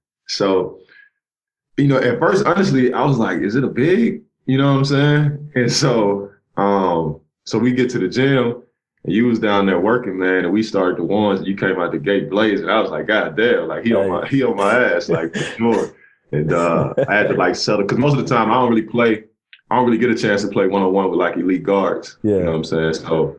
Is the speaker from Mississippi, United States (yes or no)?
yes; Cleveland, Mississippi, United States; I grew up in a little small town called Cleveland, Mississippi. Mm-hmm. Grew up in a trailer park, and grew up in an area called the Mississippi Delta.